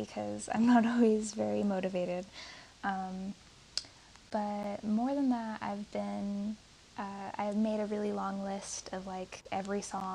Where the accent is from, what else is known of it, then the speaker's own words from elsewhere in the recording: United States; I am American